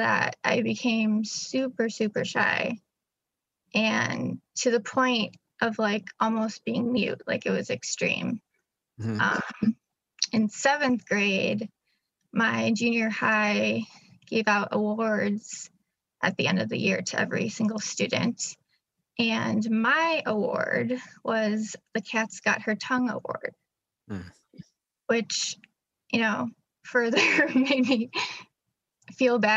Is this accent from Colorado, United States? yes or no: no; Chicago, Illinois, United States; I'm from Illinois, Chicagoland